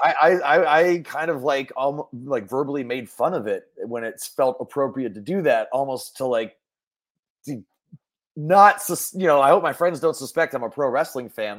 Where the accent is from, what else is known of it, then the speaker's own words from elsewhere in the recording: Mill Valley, California, United States; I grew up in Mill Valley, California, which is about a 10 minute drive north of San Francisco